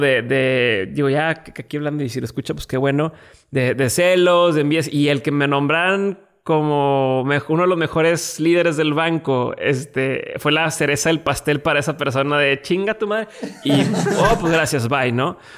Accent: Mexico; mi nacionalidad mexicana

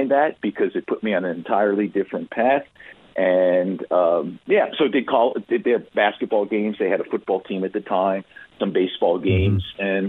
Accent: New York City, suburban New Jersey, United States; we moved from New York City to suburban New Jersey

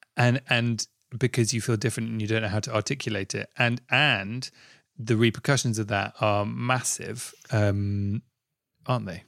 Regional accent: London, United Kingdom; I grew up in Southfields next to Wimbledon.

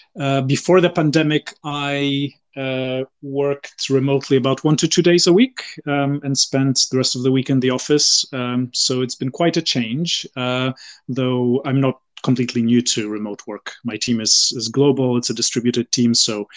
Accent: Poland; born there; also born or lived in UAE / Bahrain / France / United States; I was born in Poland and I've lived there. I've also lived in the UAE, Bahrain. I did part of my degree in France and I then worked in the US and the UK.

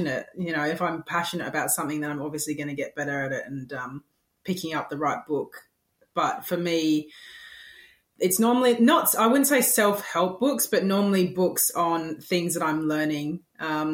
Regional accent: England, United Kingdom; being English, I played soccer from the moment that I could walk

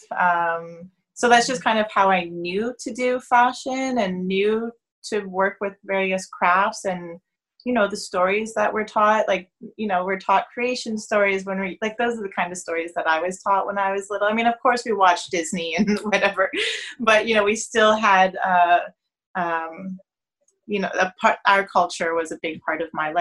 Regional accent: Toronto, Ontario, Canada; I'm born and raised in Toronto.

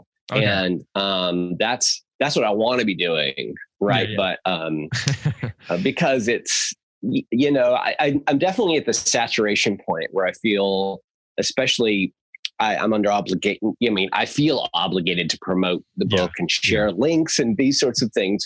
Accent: Southern California, United States; my teenage years back in Southern California, where I lived in the Yellow Valley, and I was homeschooled my whole

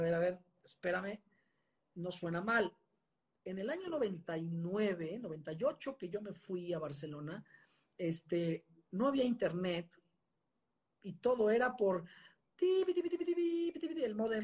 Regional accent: Mexico; also born or lived in Puebla / Spain; yo soy mexicano, me siento mexicano, me encanta mi país

